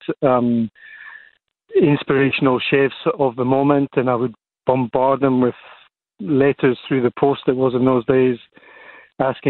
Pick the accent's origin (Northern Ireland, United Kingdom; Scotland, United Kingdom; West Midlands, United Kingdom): Scotland, United Kingdom; Edinburgh; now in Cape Town, South Africa; I grew up in Edinburgh, specifically a suburb of Edinburgh called Leith